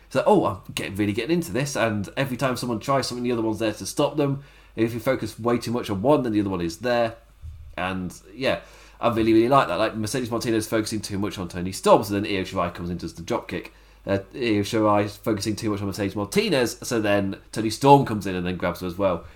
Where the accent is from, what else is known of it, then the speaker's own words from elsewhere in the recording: England, United Kingdom; Me being English